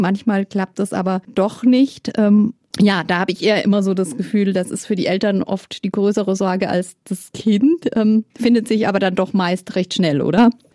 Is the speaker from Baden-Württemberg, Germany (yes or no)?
no; Bavaria, Germany; Bei uns in Bayern